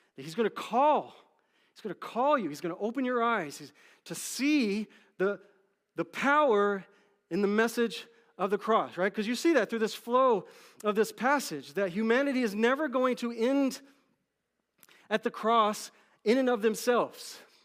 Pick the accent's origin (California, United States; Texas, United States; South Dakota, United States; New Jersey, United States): Texas, United States; Dallas; I grew up in Dallas, Texas